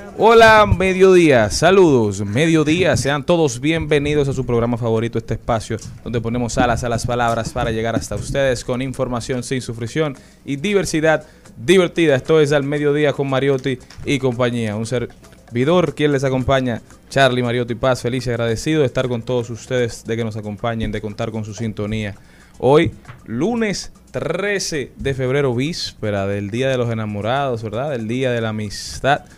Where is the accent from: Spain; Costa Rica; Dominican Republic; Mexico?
Dominican Republic; como dominicanos